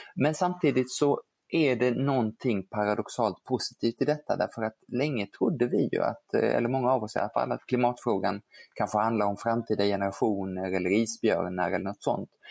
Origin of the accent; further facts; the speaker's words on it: Geneva, Switzerland; now in Sweden; jag ju kan franska eftersom jag är född i Genève